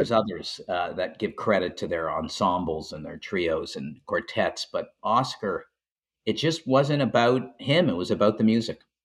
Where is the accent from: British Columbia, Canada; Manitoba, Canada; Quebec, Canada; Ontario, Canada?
Quebec, Canada; Montreal; I grew up in Montreal